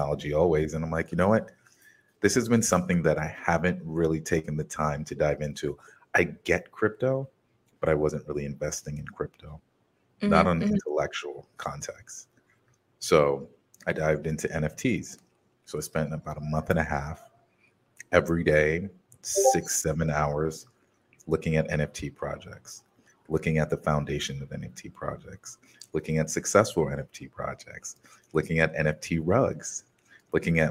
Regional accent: United States; this is something that came from my experience in America, like being American, being American, but not of America

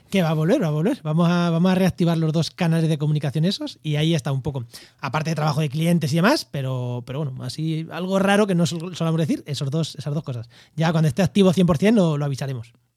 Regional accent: Albacete, Castilla-La Mancha, Spain; en Albacete, que están, oye, en mi tierra

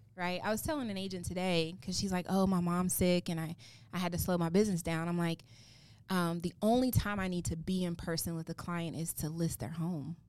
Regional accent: Oklahoma City, Oklahoma, United States; moved away; I grew up in Oklahoma City

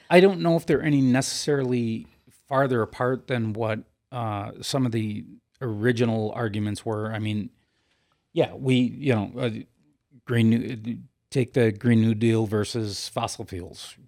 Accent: United States

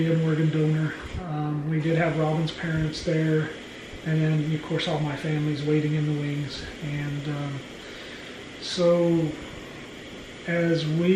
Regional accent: Oklahoma, United States; we're from Oklahoma

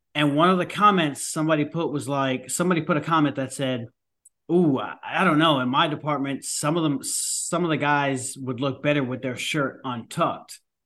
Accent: New York, United States; I am a New Yorker

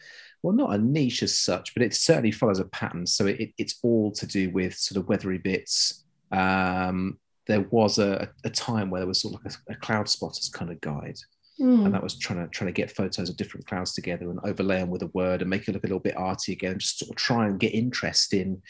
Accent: South East England, United Kingdom; As in that's where I was born and grew up. My parents and family were all from the West Midlands. And so somewhere between the two is this sort of muddy mix of no real accent.

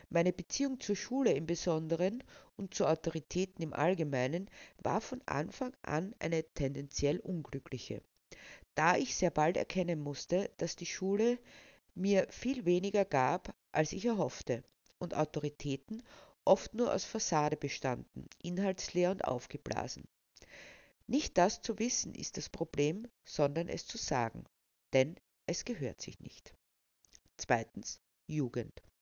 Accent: Lower Austria, Austria; born there; now in Burgenland, Austria; Ich wurde 1972 in Niederösterreich geboren, um nach einigen Irrungen und Wirrungen nun als aktivistische Schriftstellerin meinen Lebensabend zu verbringen, vorerst im idyllischen Burgenland.

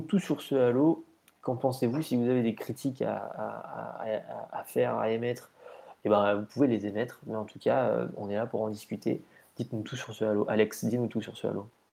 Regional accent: France; on est français

